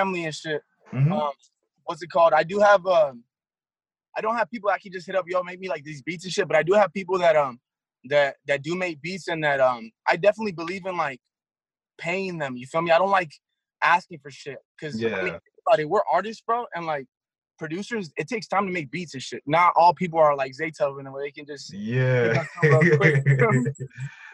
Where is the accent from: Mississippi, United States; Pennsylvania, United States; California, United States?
California, United States; Garden Grove; I'm from Garden Grove, California